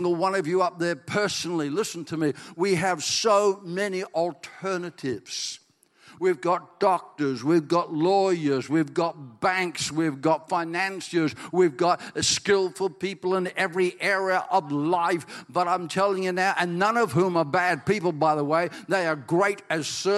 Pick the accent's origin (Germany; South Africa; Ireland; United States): Ireland; I'm Irish